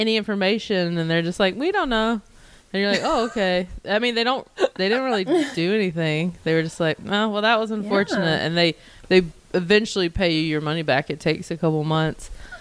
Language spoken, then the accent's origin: English; North Carolina, United States; now in Los Angeles, United States; I live in LA, but I'm from North Carolina